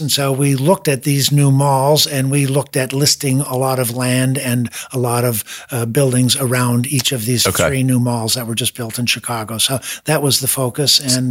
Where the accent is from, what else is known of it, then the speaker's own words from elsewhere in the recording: Montreal, Quebec, Canada; Montreal, Canada. It's a French part of Canada